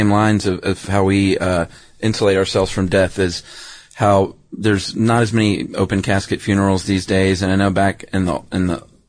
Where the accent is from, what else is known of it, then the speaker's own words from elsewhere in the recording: the South, United States; We're from the South.